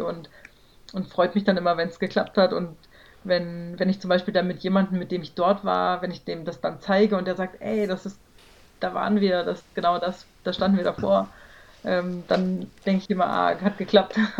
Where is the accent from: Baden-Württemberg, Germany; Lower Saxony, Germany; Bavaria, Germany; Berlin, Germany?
Lower Saxony, Germany; Celle; aus meiner Geburtsstadt Zelle ein Haus zu bauen